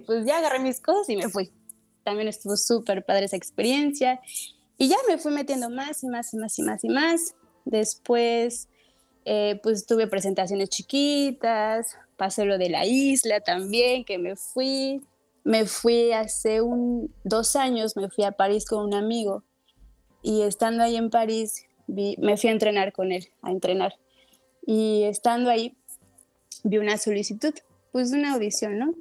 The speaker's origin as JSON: {"language": "Spanish", "country": "Mexico", "also_born_or_lived": "Morelos / Mexico City / Playa del Carmen", "said": "somos los mexicanos"}